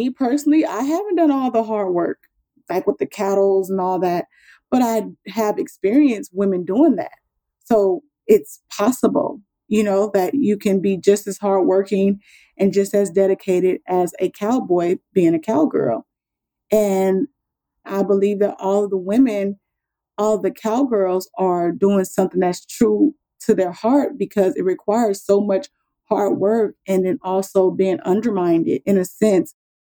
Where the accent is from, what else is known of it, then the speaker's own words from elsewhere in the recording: Compton, California, United States; moved away as an adult; now in Texas, United States; I grew up in California